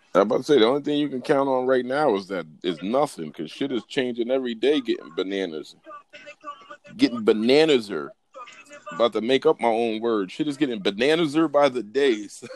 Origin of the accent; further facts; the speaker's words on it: United States; I'm fucking American